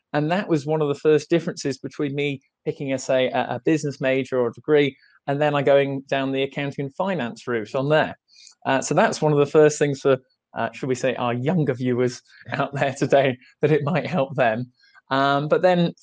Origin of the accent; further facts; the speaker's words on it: England, United Kingdom; I'm from England, and I work in the accounting office